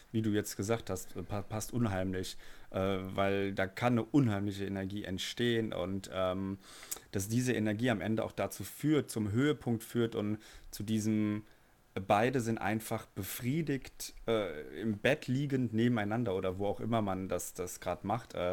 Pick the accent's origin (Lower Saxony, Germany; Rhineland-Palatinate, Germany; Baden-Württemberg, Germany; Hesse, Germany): Hesse, Germany; Frankfurt; ich komme aus Frankfurt, bin 29 Jahre alt, bin Flugbegleiter